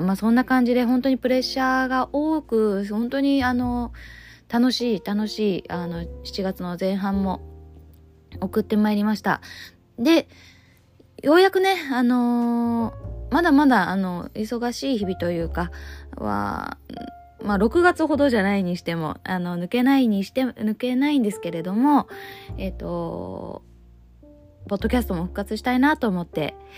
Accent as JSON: {"language": "Japanese", "town": "Ōshima", "region": "Tokyo", "country": "Japan", "tie": "born or raised there", "said": "伊豆大島の出身ですから"}